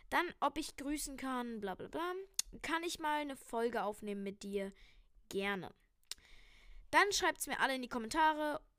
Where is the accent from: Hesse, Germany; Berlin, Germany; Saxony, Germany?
Berlin, Germany; Nein, ich komme tatsächlich aus Berlin, ich bin hier geboren.